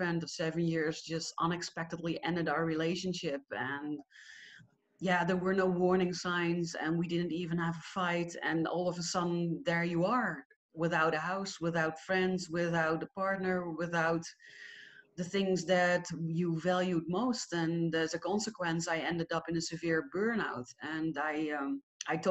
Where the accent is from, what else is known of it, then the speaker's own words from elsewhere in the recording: Netherlands; I am Dutch. I'm from the Netherlands.